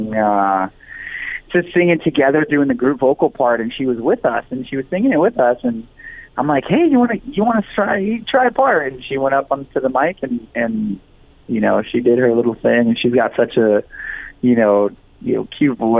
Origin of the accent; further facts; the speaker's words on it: Los Angeles, California, United States; also born or lived in Huntington Beach, California; I was born in East Los Angeles. I lived in Huntington for a little while